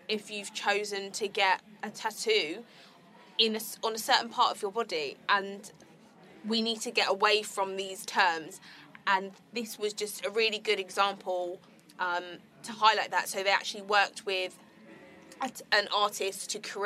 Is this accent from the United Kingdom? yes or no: yes; Croydon, London, United Kingdom; I'm from Croydon.